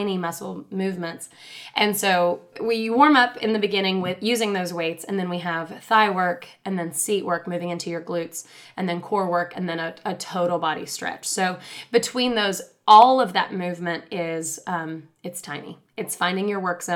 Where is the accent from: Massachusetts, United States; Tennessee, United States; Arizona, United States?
Tennessee, United States; Chattanooga; I'm from Chattanooga. I'm born and raised in Chattanooga